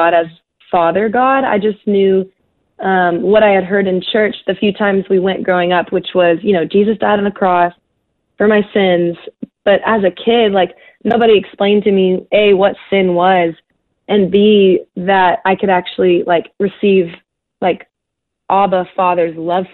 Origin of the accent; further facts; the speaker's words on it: Texas, United States; growing up in Texas, and definitely in the area I grew up